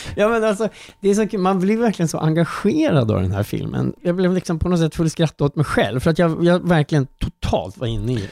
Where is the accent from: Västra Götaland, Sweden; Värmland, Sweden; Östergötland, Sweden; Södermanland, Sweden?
Södermanland, Sweden; Strängnäs; min barndom i Strängnäs